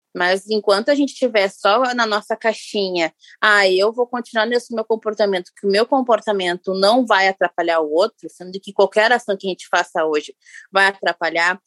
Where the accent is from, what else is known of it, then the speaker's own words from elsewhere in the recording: Rio Grande do Sul, Brazil; aqui em Porto Alegre, sou gaúcha